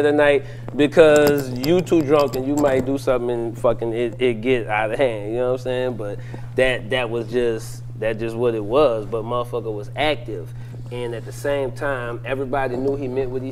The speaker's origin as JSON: {"language": "English", "town": "New Orleans", "region": "Louisiana", "country": "United States", "said": "I'm from the East. I'm from the East Side"}